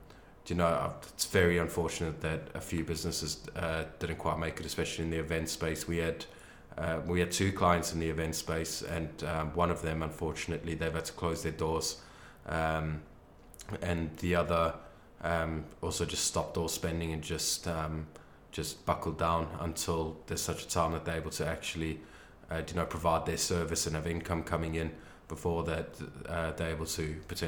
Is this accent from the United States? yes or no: no; England, United Kingdom; Yeah, that I've missed out growing up in Britain.